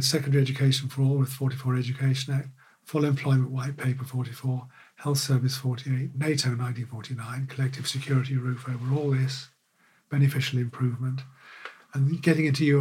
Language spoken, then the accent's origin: English; London, United Kingdom; when I was growing up in North London, in Finchley in the 50s